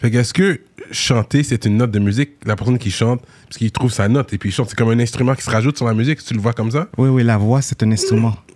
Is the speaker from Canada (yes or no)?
yes; Montreal, Quebec, Canada; also born or lived in New York; J'ai grandi à Côte des Neiges.